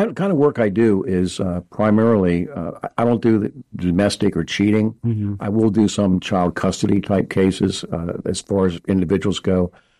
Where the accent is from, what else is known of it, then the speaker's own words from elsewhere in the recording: Westover, Massachusetts, United States; born there; also born or lived in Alabama / Norway; now in Harrisburg, United States; Well, actually, I was born in Massachusetts, mm-hmm. Westover, and then Alabama. Lived in Norway for a few years.